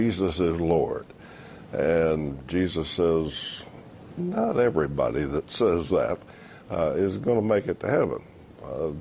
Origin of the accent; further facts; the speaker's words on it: United States; I'm an American.